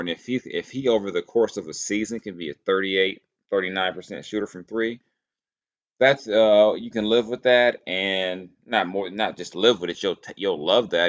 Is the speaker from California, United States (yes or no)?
yes; Southern California, United States; a youngster growing up in Southern California